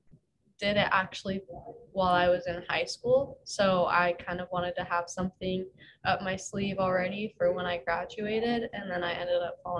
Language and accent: English; Gilbert, Arizona, United States; moved away as an adult; now in Hawaii, United States; I'm from Gilbert, Arizona.